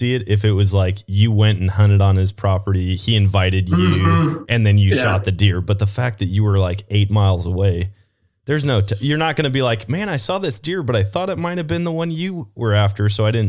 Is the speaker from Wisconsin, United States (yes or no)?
yes; Wisconsin, United States; now in Missouri, United States; Man, I fell in love with dove hunting when I moved down to Missouri. Growing up in Wisconsin, we never did it.